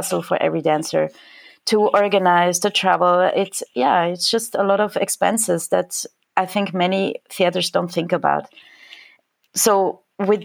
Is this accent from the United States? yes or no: no; Switzerland; moved away as an adult; now in Germany; I'm actually from Switzerland, but living in Germany for the past 6 years.